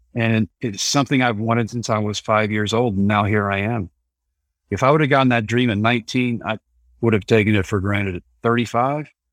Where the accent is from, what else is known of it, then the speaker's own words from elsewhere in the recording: Texas, United States; it was my home state and my favorite ballpark, so yeah, it is close to hometown.